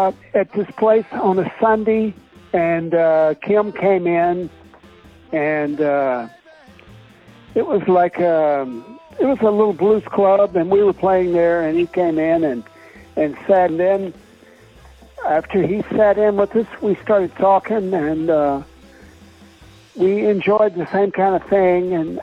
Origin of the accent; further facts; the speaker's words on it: Dallas, Texas, United States; Well, I'm from Dallas